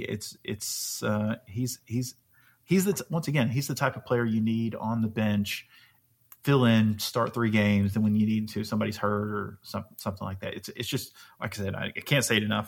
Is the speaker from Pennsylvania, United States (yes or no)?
no; Alabama, United States; I'm from Alabama